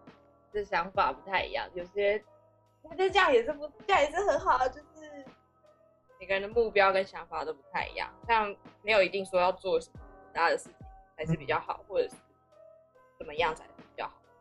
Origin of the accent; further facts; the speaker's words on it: Kaohsiung, Taiwan; 我们是高雄人，